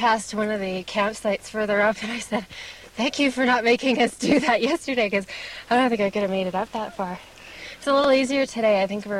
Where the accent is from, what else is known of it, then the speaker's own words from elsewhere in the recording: Canada; I'm from Canada, and just never use the word knackered